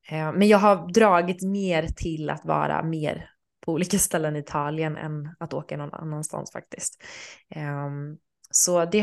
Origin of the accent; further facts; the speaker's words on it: Sweden; även när jag var hemma i Sverige i sommar så hyrde jag en lägenhet